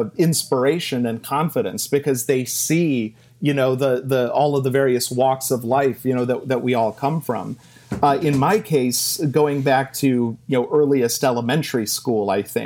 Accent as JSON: {"language": "English", "town": "Cleveland", "region": "Ohio", "country": "United States", "said": "I'm from Cleveland, Ohio, or the Versailles of the Midwest, as we like to call it."}